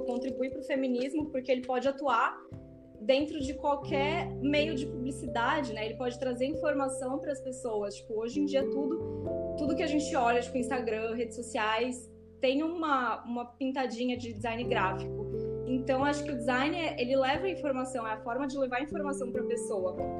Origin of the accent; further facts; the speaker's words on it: Brazil; Eu sou brasileira